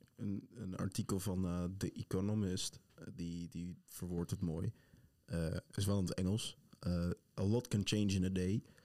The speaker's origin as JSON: {"language": "Dutch", "country": "Netherlands", "said": "wij zeggen allemaal Nederland"}